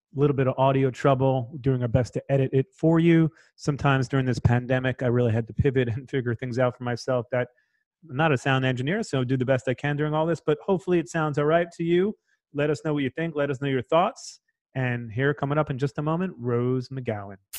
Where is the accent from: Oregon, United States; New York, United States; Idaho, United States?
New York, United States; moved away; I'm a New Yorker, So I really, you know, I'm, I'm, longing for the day I can go back to New York.